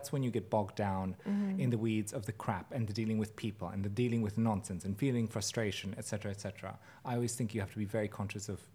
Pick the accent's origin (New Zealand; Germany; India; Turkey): Germany; now in United States; growing up in Germany